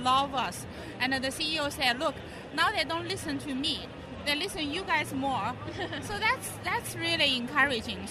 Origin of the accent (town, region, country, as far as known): China